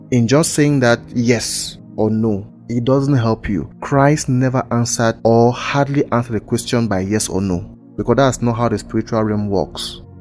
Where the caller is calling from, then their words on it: Buea, Southwest Region, Cameroon; from Buea, Cameroon.